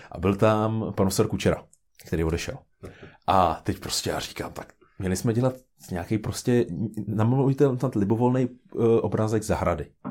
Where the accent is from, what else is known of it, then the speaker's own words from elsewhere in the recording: Karlštejn, Central Bohemian Region, Czechia; já pocházím z Karstejna